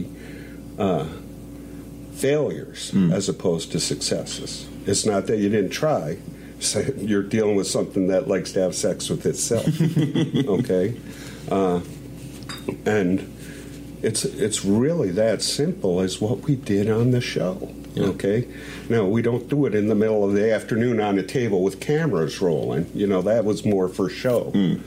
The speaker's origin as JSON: {"language": "English", "country": "United States", "tie": "born or raised there", "also_born_or_lived": "Michigan / New York", "moved": "yes", "lives_now": "South Carolina, United States", "said": "I grew up in New York and Michigan"}